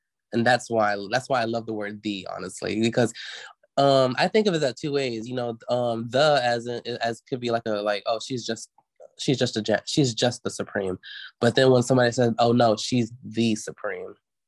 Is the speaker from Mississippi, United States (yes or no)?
yes; Mississippi, United States; also born or lived in Oklahoma; Growing up on the res, I grew up in Oklahoma as well for about a few years, and I moved down back to Mississippi to live with my biological parents.